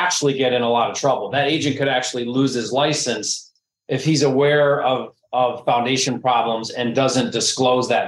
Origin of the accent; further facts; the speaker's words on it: Detroit, Michigan, United States; I'm from Detroit